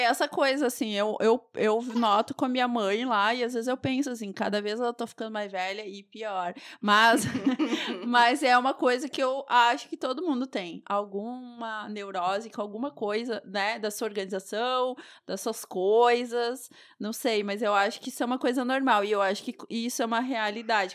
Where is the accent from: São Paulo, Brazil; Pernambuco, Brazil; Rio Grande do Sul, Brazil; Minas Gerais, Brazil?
Rio Grande do Sul, Brazil; mesmo sendo gaúcha